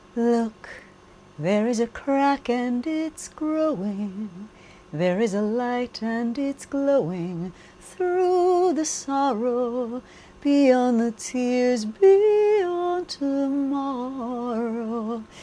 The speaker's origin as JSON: {"language": "English", "country": "United States", "tie": "born or raised there", "moved": "yes", "said": "I grew up in the United States, and English is still my strongest language"}